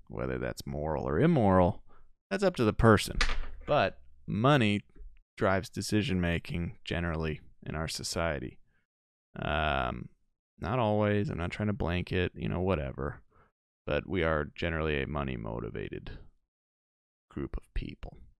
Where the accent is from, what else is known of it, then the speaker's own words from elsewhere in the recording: Chicago, Illinois, United States; also born or lived in Denver; I'm from Chicago.